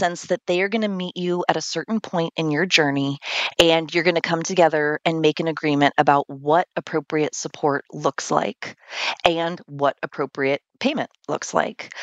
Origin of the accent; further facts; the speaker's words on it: California, United States; now in Vermont, United States; I'm originally from California